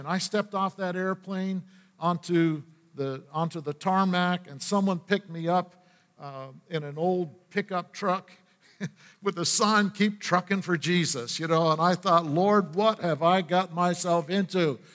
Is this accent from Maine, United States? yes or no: yes; Aroostook County, Maine, United States; moved away; also born or lived in northeastern Pennsylvania near Scranton / West Virginia; being raised in a Rooster County and in the state of Maine